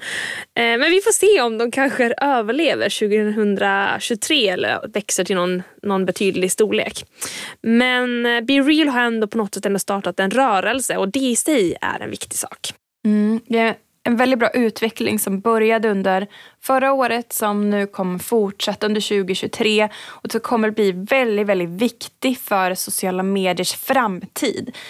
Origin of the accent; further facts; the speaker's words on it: Hagfors, Värmland, Sweden; är från norra Värmland eh, så att min mm. hemkommun mm. Hagfors har ett eh, järnvägsmuseum som jag också växte upp med